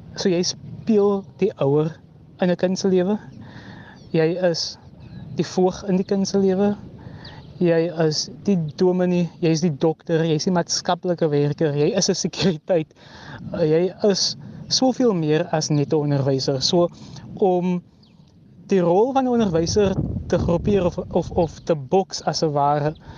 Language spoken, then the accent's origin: Afrikaans; George, Western Cape, South Africa; in George waar ek vandaan kom